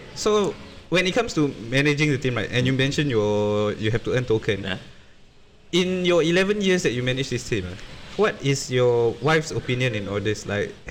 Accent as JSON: {"language": "English", "country": "Singapore", "tie": "born or raised there", "said": "my hometown in the east, when Singapore wasn't as connected as it was now"}